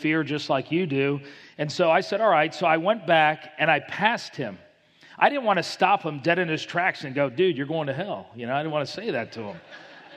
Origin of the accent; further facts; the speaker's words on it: Miami, Florida, United States; I grew up in Miami, Florida